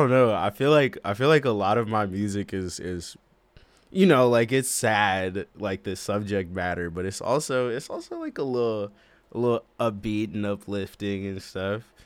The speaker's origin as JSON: {"language": "English", "town": "Boston", "region": "Massachusetts", "country": "United States", "said": "I'm from Boston, Massachusetts"}